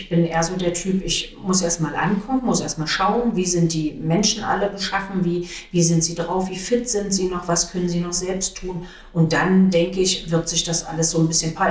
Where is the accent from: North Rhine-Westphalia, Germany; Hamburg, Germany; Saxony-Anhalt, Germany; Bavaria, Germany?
Saxony-Anhalt, Germany; Magdeburg; ich bin ja im Neustädterfeld groß geworden.